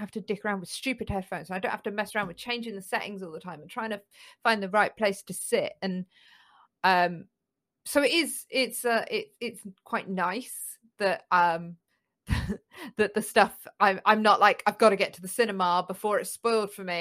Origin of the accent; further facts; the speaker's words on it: United Kingdom; we as British